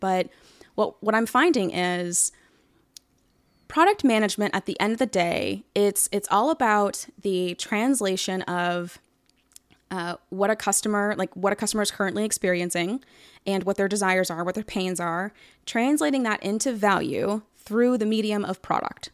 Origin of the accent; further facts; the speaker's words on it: Atlanta, Georgia, United States; I'm from Atlanta